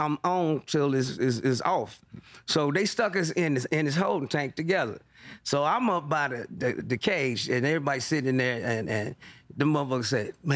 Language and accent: English; Kansas City, Missouri, United States; moved away as an adult; I grew up in Kansas City, Missouri